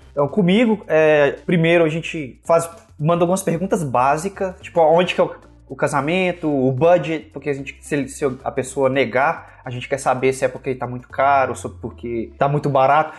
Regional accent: Brazil; moved away as an adult; also born or lived in Florida; now in United States; Eu fui criado no, no, no Brasil. Aí eu vim pra cá em 2016 pra morar

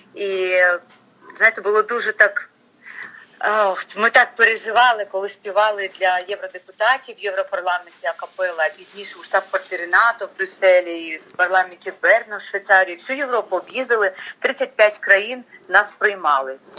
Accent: Chernivtsi, Chernivtsi Oblast, Ukraine; now in Kyiv, Ukraine; я як буковинка, чернівчанка

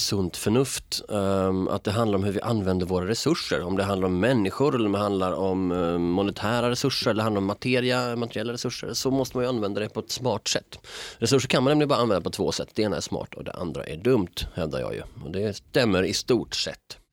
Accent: Malmö, Skåne, Sweden; moved away; I mina hemtrakter, liksom, jag menar, så finns det också, jag menar, du har ju Rosengård

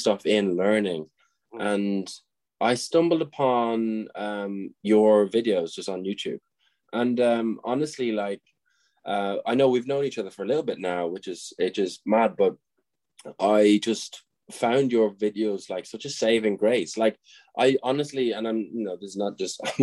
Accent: Tipperary, Munster, Ireland; also born or lived in Dublin; I grew up in a place called Tipperary, Nina, which is a small town

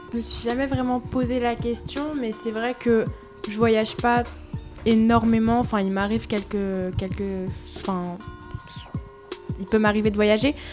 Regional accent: France; je suis née en France, j'ai toute ma vie vécu sur le sol

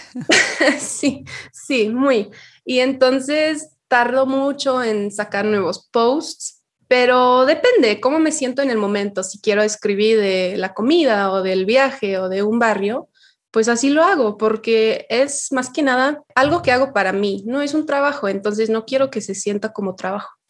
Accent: Yorkshire and the Humber, United Kingdom; Spanish is a second language; moved away as an adult; now in Mexico; soy británica y nací en Yorkshire

